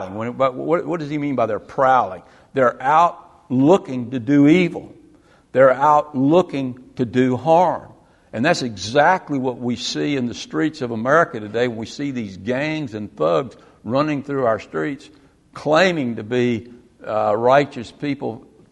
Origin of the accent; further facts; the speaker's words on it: the South, United States; I grew up in the South in the 50s and 60s